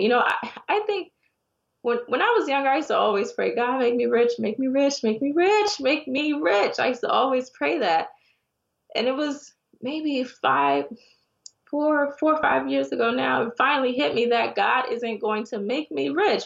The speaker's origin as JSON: {"language": "English", "town": "Miami", "region": "Florida", "country": "United States", "also_born_or_lived": "Connecticut / Ghana", "moved": "as an adult", "said": "I'm originally from Miami, but I'd moved up to Connecticut"}